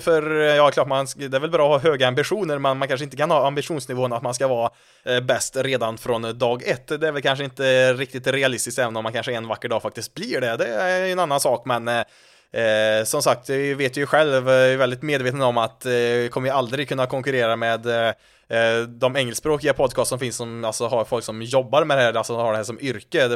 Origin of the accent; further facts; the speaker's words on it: Värmland, Sweden; accent: Värmland dialect; när jag försöker att gömma min värmländska dialekt så gott det går